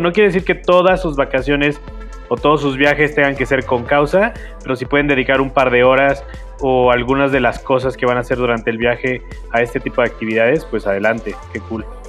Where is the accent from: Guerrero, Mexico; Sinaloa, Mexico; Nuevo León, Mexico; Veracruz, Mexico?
Veracruz, Mexico; Xalapa; moved away as an adult; also born or lived in Coatepec, Veracruz / Italy; now in Mexico City, Mexico; yo soy de Jalapa, Veracruz.